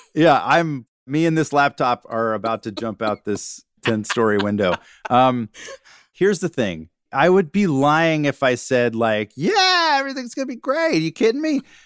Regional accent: Georgia, United States; moved away as an adult; growing up in Georgia

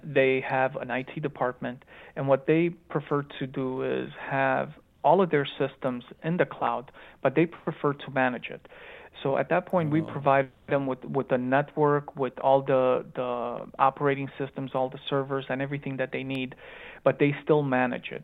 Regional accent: Chicago, Illinois, United States; accent: Romanian accent mixed with Chicagoan accent; also born or lived in Romania / Phoenix, Arizona; I was actually born in Romania, but I grew up in Chicago, Illinois

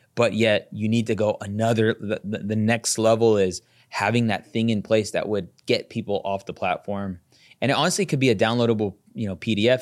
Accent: Las Vegas, Nevada, United States; I'm from Vegas

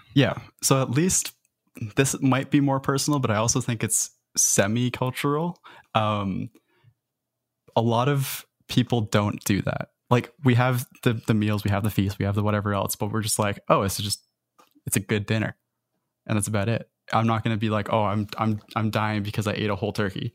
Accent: Canada; as a Canadian

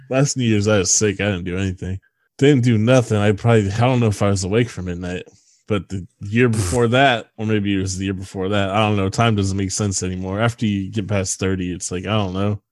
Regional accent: Bay Area, California, United States; moved away; I'm from the Bay Area

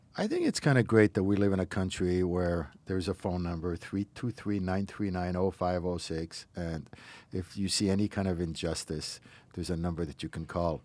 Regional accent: Morocco; now in United States; where I grew up in Morocco

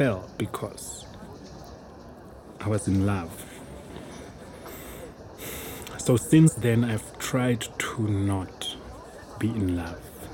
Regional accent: Namibia; also born or lived in Johannesburg, South Africa; growing up in Namibia in a very conservative society, in a Christian home

